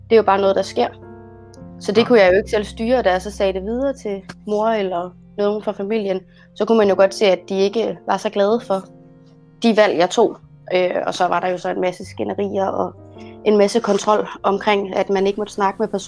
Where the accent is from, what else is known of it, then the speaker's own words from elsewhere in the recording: Egypt; now in Denmark; Jo, øh, jamen øh, jeg er fra Ægypten. Øh, kommer fra ja, en familie, som øh, har haft selv krise med at finde ud af religion og kultur.